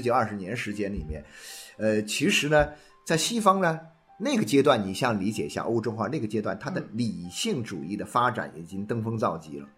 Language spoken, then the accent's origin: Chinese; China; 我们是中国人啊，我们是这个中华儿女